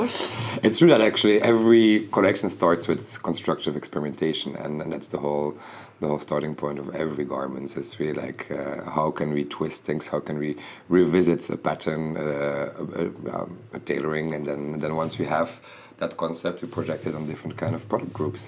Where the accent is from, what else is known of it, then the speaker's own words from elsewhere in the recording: Bruges, Flanders, Belgium; I come from Bruges, so basically when you when you're there, you really like you live in a very sleepy city